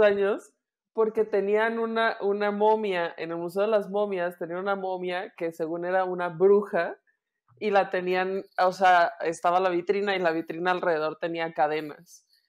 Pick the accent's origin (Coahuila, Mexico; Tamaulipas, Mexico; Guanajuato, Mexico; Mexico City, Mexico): Guanajuato, Mexico; moved away